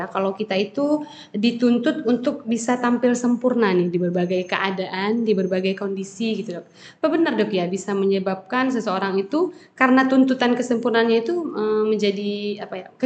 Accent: Surabaya, East Java, Indonesia; Saya dari Surabaya.

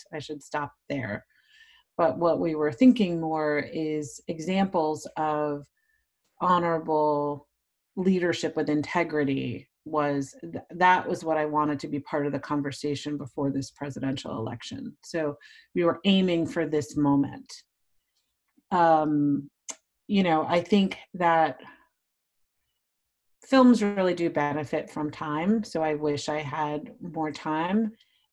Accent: New York City, New York, United States; A Northerner, I'm from New York City.

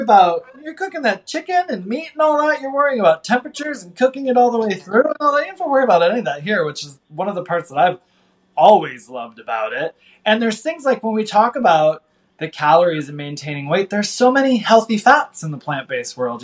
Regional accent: Midwest, United States; I grew up in the Midwest

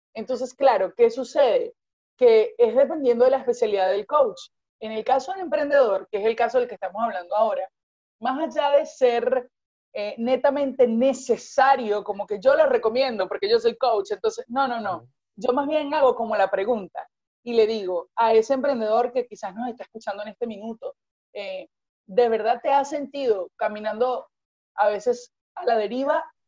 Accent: Venezuela; yo soy venezolana

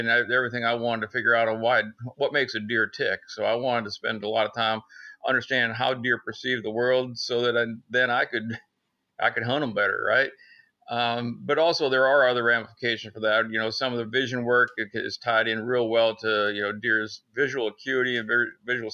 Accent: Northern Pennsylvania, United States; moved away as an adult; now in Athens, Georgia, United States; I'm originally from Northern Pennsylvania, up in the big woods of Pennsylvania, deer country

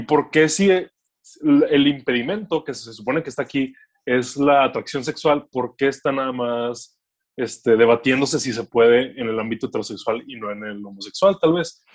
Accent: Monterrey, Nuevo León, Mexico; soy de Monterrey

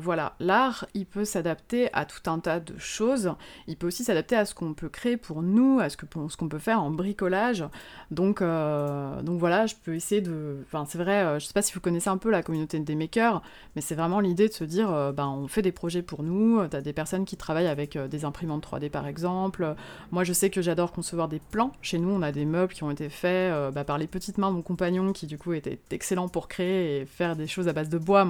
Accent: Moselle, Grand Est, France; also born or lived in Luxembourg; now in Lyon, France; je suis originaire de Moselle, donc je euh, c'est vraiment à l'est de la France, à la frontière du Luxembourg au départ

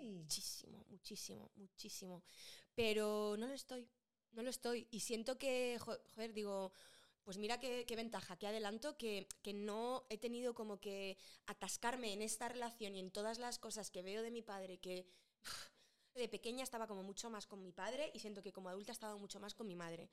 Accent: Madrid, Community of Madrid, Spain; moved away; yo me fui de Madrid muy enamorada de Madrid

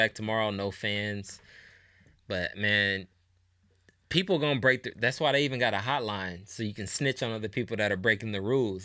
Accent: Indianapolis, Indiana, United States; I'm from Nap. I'm from Indianapolis.

